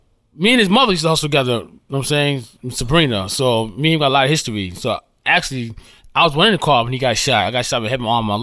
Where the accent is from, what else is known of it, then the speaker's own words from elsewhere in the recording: New York City, New York, United States; I grew up in South Jamaica, Queens, you know, in the 80s